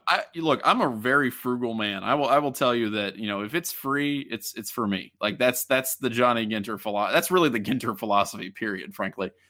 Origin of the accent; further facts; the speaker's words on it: Middletown, Ohio, United States; I'm from Middletown. I'm from, like, twenty minutes away from, uh, uh, Miami Oxford's campus